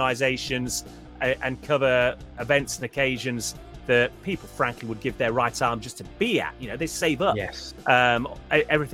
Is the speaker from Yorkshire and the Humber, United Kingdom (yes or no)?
yes; Huddersfield, Yorkshire and the Humber, United Kingdom; I was born and brought up in Yorkshire